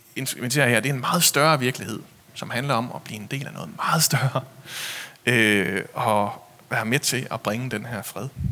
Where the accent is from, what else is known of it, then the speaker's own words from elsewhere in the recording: Denmark; vi er vokset op i Jylland